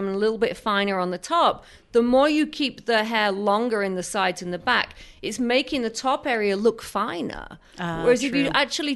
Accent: England, United Kingdom; moved away; I come from England

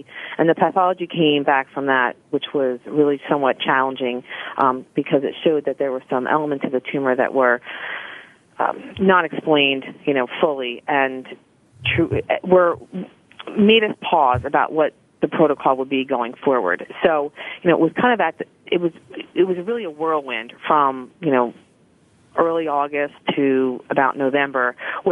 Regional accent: Philadelphia, Pennsylvania, United States; in high school, growing up in the Philadelphia area

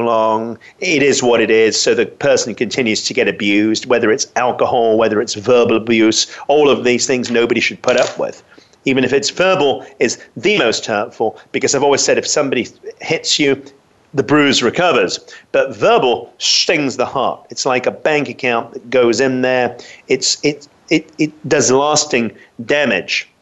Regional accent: London, United Kingdom; I grew up in London

